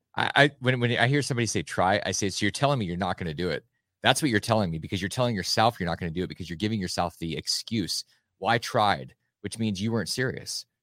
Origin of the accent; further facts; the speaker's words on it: Alaska, United States; I grew up in Alaska